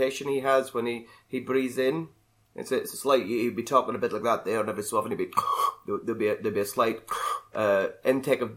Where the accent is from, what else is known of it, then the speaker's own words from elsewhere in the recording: Northern Ireland, United Kingdom; I'm from Northern Ireland